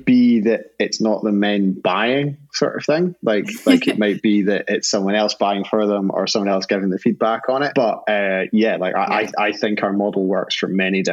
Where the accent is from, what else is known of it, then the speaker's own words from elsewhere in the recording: Scotland, United Kingdom; I'm Scottish